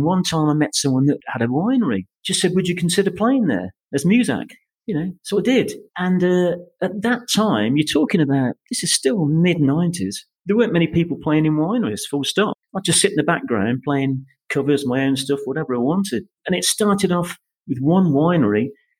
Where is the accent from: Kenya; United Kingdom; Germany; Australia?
United Kingdom; Coventry, West Midlands; moved away as an adult; also born or lived in United States; now in Spain; I was brought up in Wyken Avenue in Coventry.